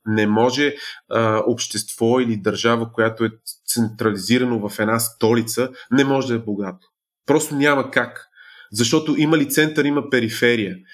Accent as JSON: {"language": "Bulgarian", "country": "Bulgaria", "said": "като българи сме зависими"}